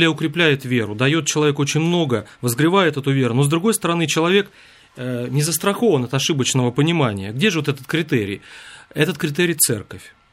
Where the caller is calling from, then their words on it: Kirovsk, Murmansk Oblast, Russia; Я звоню из Мурманской области, города Кировска